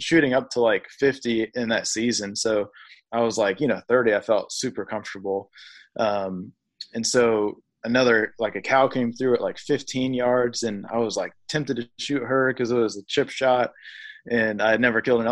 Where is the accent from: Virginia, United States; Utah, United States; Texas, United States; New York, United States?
Virginia, United States; also born or lived in Raleigh; we moved up to Virginia